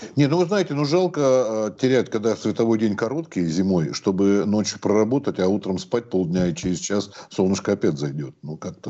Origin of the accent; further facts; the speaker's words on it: Krasnodar Krai, Russia; я вот из Краснодарского края